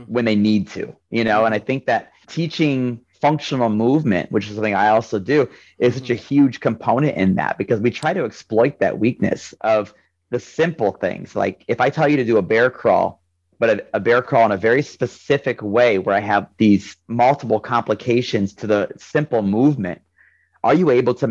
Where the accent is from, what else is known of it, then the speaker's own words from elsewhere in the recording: Ohio, United States; I'm from Ohio